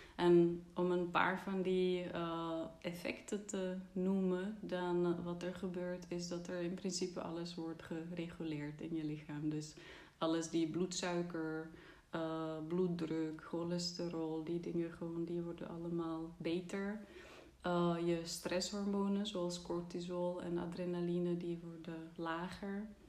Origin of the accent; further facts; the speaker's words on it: Czechia; Dutch is a second language; moved away as an adult; now in Netherlands; Ik kwam uit Tsjechië, dus ik ben hier gaan wonen, eerst voor mijn studie